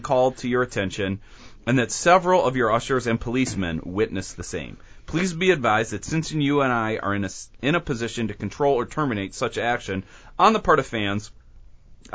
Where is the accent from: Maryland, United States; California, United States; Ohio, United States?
Ohio, United States; Cleveland; I grew up in Cleveland